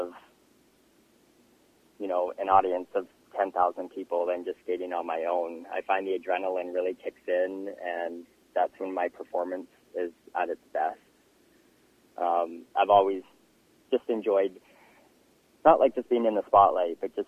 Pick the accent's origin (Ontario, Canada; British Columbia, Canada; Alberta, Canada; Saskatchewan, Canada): British Columbia, Canada; Castlegar; now in New Westminster, Canada; I moved back into my hometown, Castlegar.